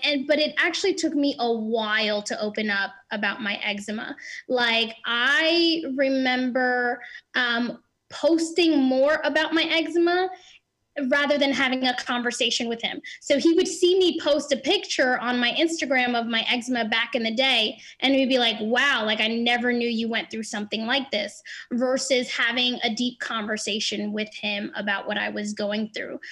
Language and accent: English; New Jersey, United States; I'm 29 from New Jersey.